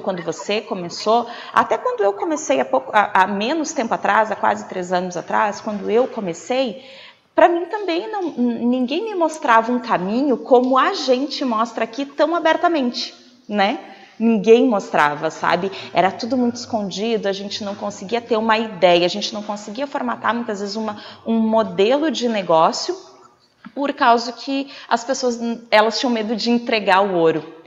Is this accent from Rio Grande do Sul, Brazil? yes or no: yes; interior of Rio Grande do Sul, Brazil; eu também sou do interior do Rio Grande do Sul, hoje eu moro mais próximo da capital